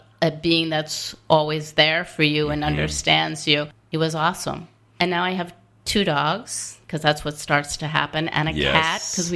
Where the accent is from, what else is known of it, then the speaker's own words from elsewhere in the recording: outside of Albany, upstate New York, United States; I grew up outside of Albany, upstate